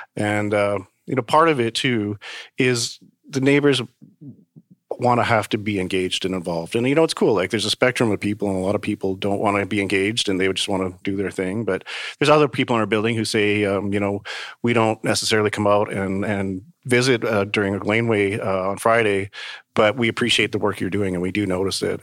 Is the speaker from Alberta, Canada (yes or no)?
yes; Calgary, Alberta, Canada; moved away as an adult; also born or lived in Manitoba / Vancouver / New York; now in Toronto, Canada; growing up in Calgary most of my life